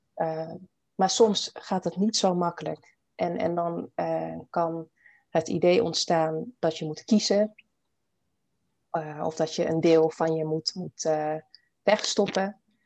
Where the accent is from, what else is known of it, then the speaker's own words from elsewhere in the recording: Almere, Flevoland, Netherlands; moved away as an adult; also born or lived in Paramaribo, Suriname / Bijlmer, Amsterdam; now in Amsterdam, Netherlands; En ik ben dus hier in Nederland opgegroeid. Een ehm, jaartje in de Belmer gewoond. En daarna echt opgegroeid in Almere